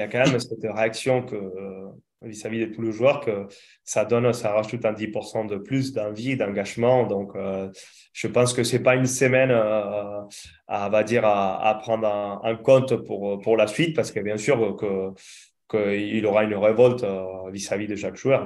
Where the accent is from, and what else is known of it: Argentina; now in France